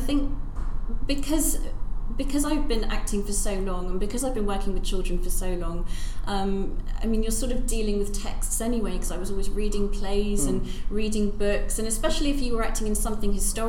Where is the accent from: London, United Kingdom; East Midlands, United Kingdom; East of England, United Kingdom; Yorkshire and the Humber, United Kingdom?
East of England, United Kingdom; Norwich; born there; yeah, I was born